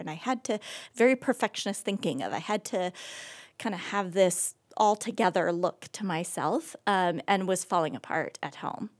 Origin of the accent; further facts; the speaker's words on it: Oregon, United States; moved away as an adult; also born or lived in California / Rhode Island; now in Akron, United States; I was born and raised in Oregon